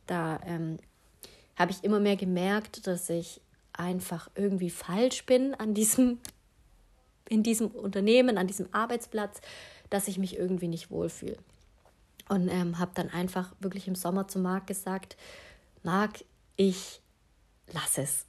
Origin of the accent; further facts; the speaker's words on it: Stuttgart area, Baden-Württemberg, Germany; Ich komme ja aus dem Umkreis Stuttgart.